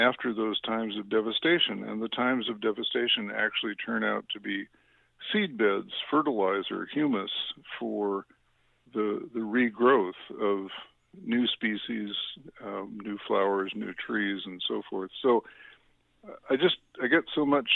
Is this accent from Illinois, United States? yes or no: yes; Chicago, Illinois, United States; I grew up in the Chicago suburbs